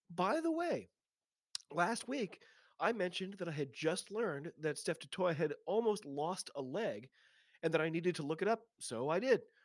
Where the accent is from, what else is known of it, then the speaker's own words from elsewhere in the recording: United States; I'm an American rugby fan